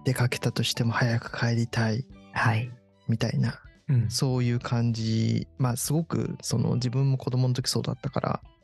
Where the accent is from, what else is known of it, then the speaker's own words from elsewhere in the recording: Kawasaki, Kanagawa, Japan; moved away as an adult; also born or lived in Tokyo; 地元は一応あの神奈川県の川崎市というふうに言ってるんだけど、うん、まあ、厳密に言うと川崎に小中高と住んでたけど、うん、大学以降は東京に住んでたし、うん、その幼稚園とかも東京に住んでたりして